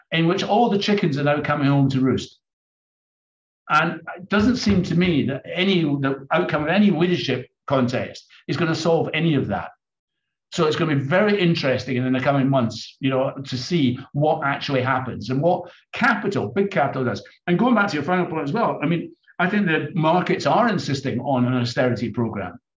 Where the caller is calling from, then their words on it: London, United Kingdom; I mean, I'm speaking from London.